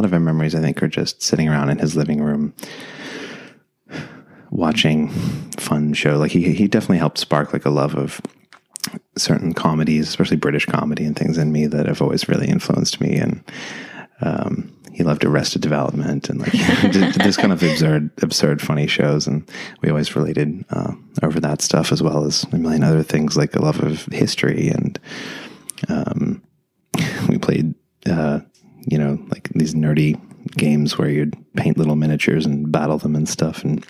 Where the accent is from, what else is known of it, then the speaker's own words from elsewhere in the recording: Shepparton, Victoria, Australia; moved away as an adult; We had this tiny little house that we grew up in Shepparton in Australia.